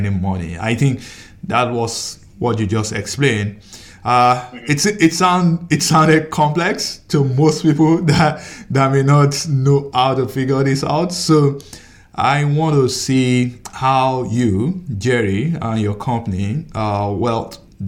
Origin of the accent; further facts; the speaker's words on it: Nigeria; now in United States; I'm from, I came from Nigeria